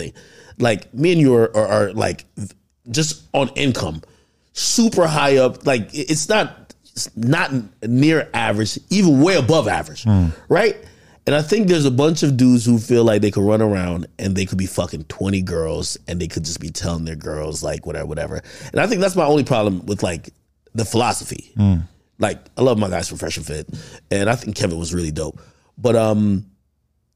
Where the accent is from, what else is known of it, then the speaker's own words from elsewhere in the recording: Jamaica; I'm black. I'm Jamaican